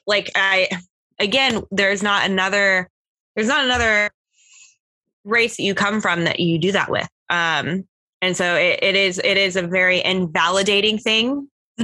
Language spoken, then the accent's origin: English; Oklahoma, United States; now in Florida, United States; grew up in Oklahoma, um, where there is many reservations in Oklahoma.